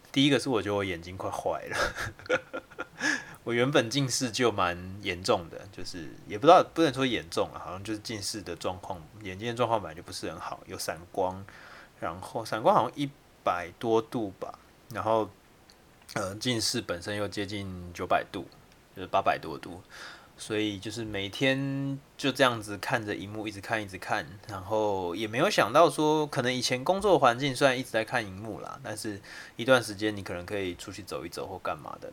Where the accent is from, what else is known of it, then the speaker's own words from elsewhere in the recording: Kaohsiung, Taiwan; also born or lived in Yilan; 我是高雄人